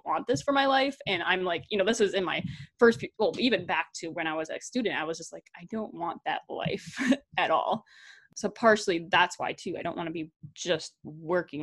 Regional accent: Wisconsin, United States; moved away as an adult; also born or lived in North Dakota; I had moved to North Dakota back to Wisconsin.

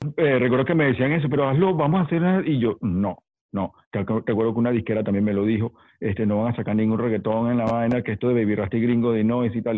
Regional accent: Caracas, Capital District, Venezuela; also born or lived in New York; Soy neoyorquino caraqueño, sí, porque crecí en Caracas.

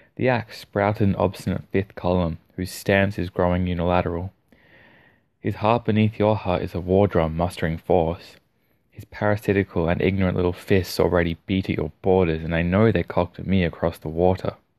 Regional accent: Australia; accent: Australian; my Australian accent

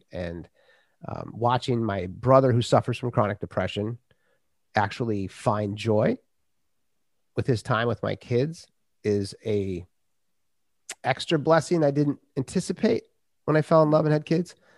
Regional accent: Minnesota, United States; I grew up in Minnesota

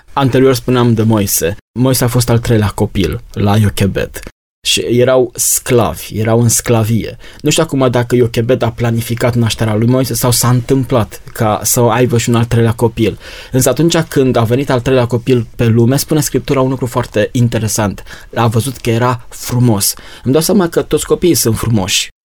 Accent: Romania; noi ca și români

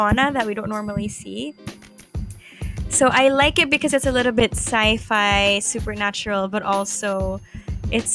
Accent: Manila, Metro Manila, Philippines; growing up in Manila

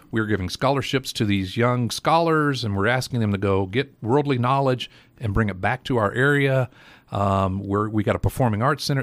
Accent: Johnson City, Tennessee, United States; moved away as an adult; also born or lived in Nashville; I grew up in Johnson City, uh, graduated Science Hill, uh, went to E T S U

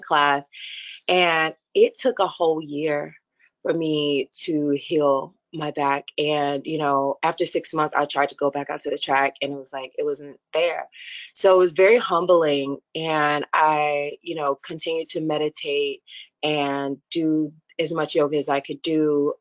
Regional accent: Tennessee, United States; I'm a Southern girl. So I'm from Tennessee and, was raised Southern Baptist

